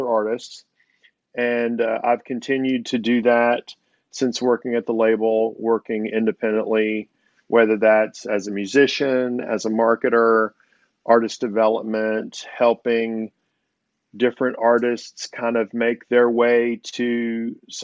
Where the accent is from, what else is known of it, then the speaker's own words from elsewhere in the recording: Texas, United States; moved away as an adult; now in Nashville, United States; I grew up in Texas. Now I live in Nashville, Tennessee